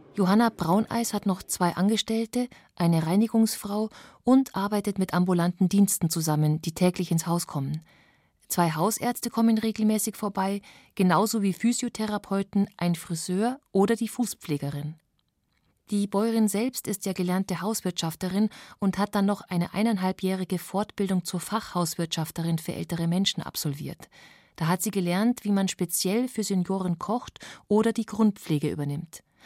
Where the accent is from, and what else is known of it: Bavaria, Germany